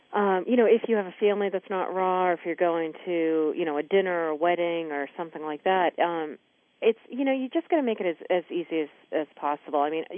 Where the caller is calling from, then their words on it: Maine, United States; I'm calling in from Maine.